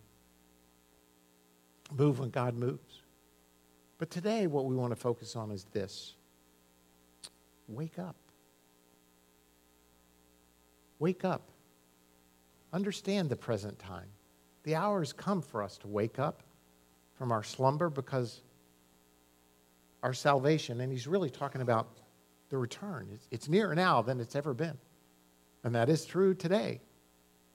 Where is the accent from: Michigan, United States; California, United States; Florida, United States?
Florida, United States; Miami; I was raised in Miami